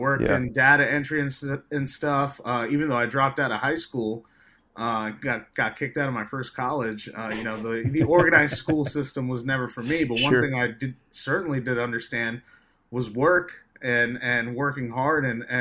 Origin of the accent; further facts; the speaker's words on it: New York City, New York, United States; I'm from Staten Island, New York. It's currently where I'm at right now, in my home. And, it was definitely a rough experience growing up